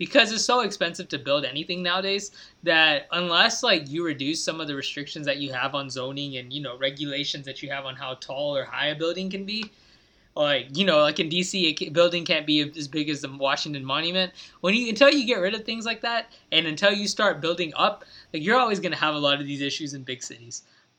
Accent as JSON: {"language": "English", "country": "India", "said": "That's yeah, different. But I'm still an Indian."}